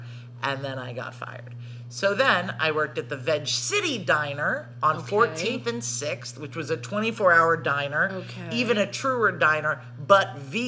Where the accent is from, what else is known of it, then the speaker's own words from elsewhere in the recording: Arkansas, United States; moved away as an adult; now in New York, United States; I'm from Arkansas, so I talked to strangers.